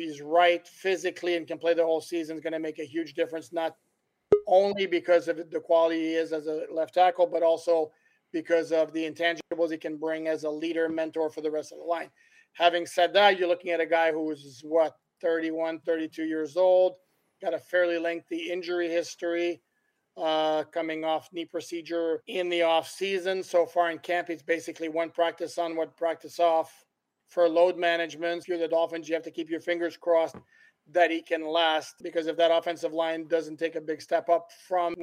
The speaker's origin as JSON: {"language": "English", "town": "Montreal", "region": "Quebec", "country": "Canada", "tie": "born or raised there", "moved": "yes", "said": "Born and raised in Montreal"}